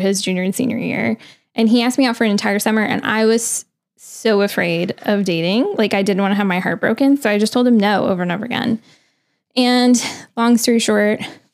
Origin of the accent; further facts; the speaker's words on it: New Orleans, Louisiana, United States; also born or lived in Texas; now in Maryland, United States; I grew up in New Orleans